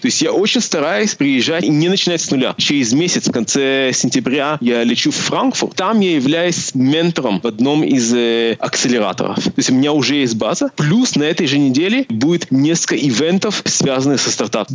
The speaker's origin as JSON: {"language": "Russian", "country": "Israel", "tie": "born or raised there", "also_born_or_lived": "Moldova", "said": "я родился в Молдавии, поэтому я владею русским языком. Э, моя семья эмигрировала в Израиль в 91 году"}